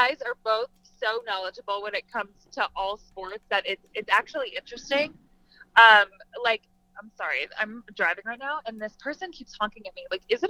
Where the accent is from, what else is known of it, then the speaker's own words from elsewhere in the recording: South Florida, United States; moved away as an adult; also born or lived in Syracuse; I grew up in South Florida.